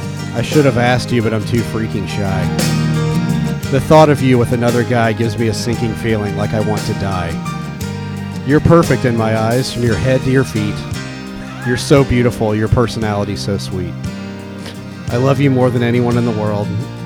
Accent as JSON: {"language": "English", "town": "Ellettsville", "region": "Indiana", "country": "United States", "tie": "born or raised there", "said": "In Ellettsville near Bloomington."}